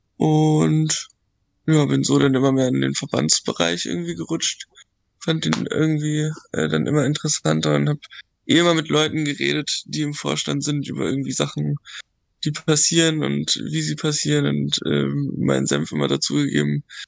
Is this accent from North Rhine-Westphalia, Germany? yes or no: no; Dithmarschen, Schleswig-Holstein, Germany; ich komme aus so einem, aus Dithmarschen, also da aus einem kleinen Dorf